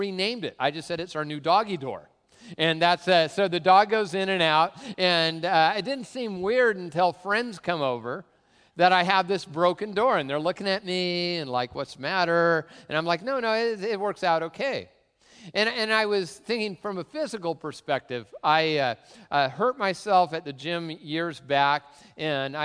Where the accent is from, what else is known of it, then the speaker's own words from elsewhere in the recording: Tacoma, Washington, United States; I grew up in really the cultural center of the Pacific Northwest, Tacoma